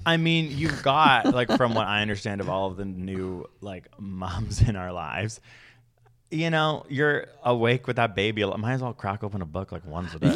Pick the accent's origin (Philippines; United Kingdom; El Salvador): United Kingdom; I'm British